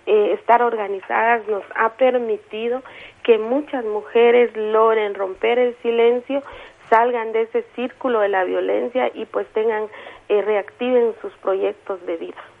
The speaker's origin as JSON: {"language": "Spanish", "town": "San Juan Sacatepéquez", "region": "Guatemala Department", "country": "Guatemala", "said": "soy una mujer maya cachiquel del municipio de San Juan Zacatepeques"}